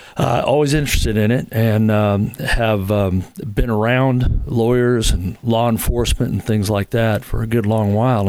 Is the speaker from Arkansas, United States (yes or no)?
no; Long Beach, California, United States; moved away as an adult; now in Huntsville, United States; originally from Southern California, from Long Beach, and, uh, didn't leave there till I was about thirty